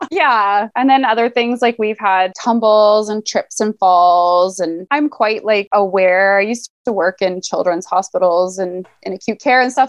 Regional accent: Alberta, Canada; now in Vancouver, Canada; I grew up in Alberta

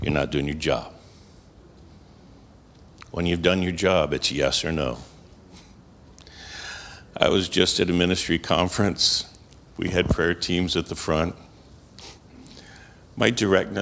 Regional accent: New York, United States; moved away; I'm from New York.

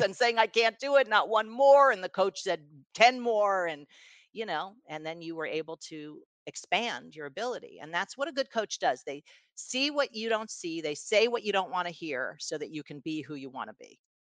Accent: New York City, New York, United States; I was, uh, born in New York City and raised in New York City

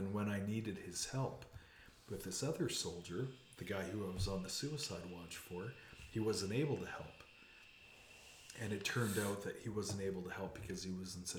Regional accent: Canada; as was my right as a Canadian mm-hmm. citizen.

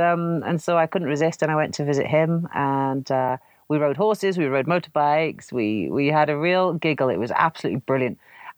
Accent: Canada; born there; I was born in Canada and I wanted to see what the prairies were like.

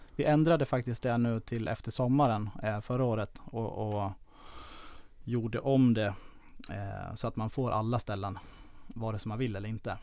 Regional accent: Falun, Dalarna County, Sweden; moved away as an adult; also born or lived in Lidingö; now in Stockholm, Sweden; Jag kommer från eh, Falun, eller utanför Falun

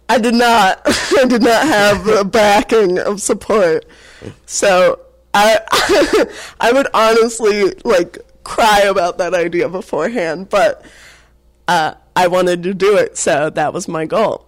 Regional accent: Atlanta, Georgia, United States; also born or lived in North Carolina; I grew up in Atlanta

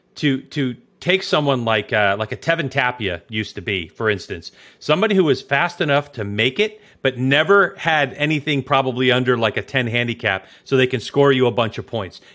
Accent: Chicago, Illinois, United States; I'm from Chicago

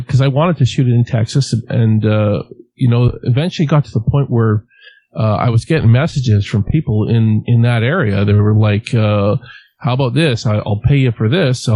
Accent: Western Canada, Canada; I'm from Western Canada

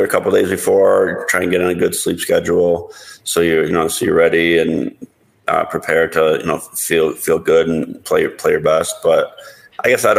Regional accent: Toledo, Ohio, United States; moved away as an adult; also born or lived in Las Vegas; growing up in Ohio, and there wasn't really casinos

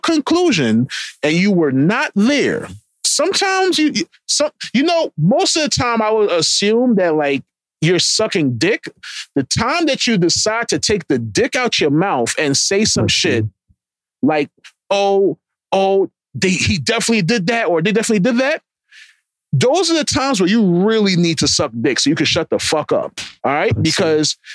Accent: Jamaica; I'm Jamaican.

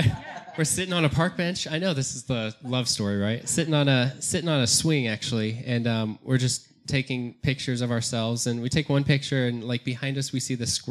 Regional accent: Fort Collins, Colorado, United States; I was born and raised in Colorado, in Northern Colorado, Fort Collins, Loveland area

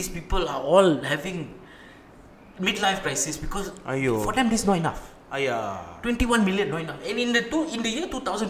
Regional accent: Singapore; I'm Singaporean and a military man.

